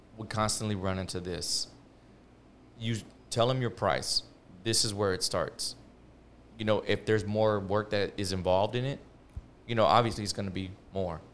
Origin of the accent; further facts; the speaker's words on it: Houston, Texas, United States; I'm from Houston